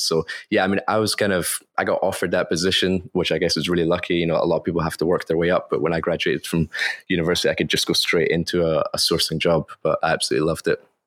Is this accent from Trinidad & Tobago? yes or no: no; Scotland, United Kingdom; moved away as an adult; now in Shanghai, China; I was born in Scotland